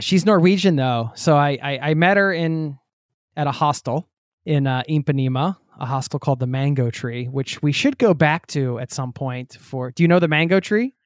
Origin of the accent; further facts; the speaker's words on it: United States; the US, my home country